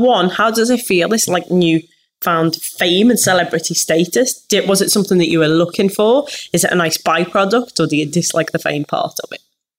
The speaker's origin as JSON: {"language": "English", "town": "Liverpool", "region": "North West England", "country": "United Kingdom", "said": "Definitely something I struggled with, being a Scouser."}